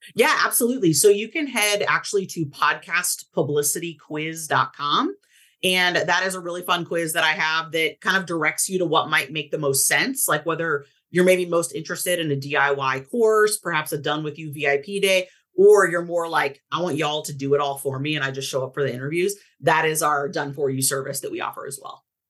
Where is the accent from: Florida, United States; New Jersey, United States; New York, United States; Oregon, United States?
Oregon, United States; Portland; I grew up in Portland, Oregon.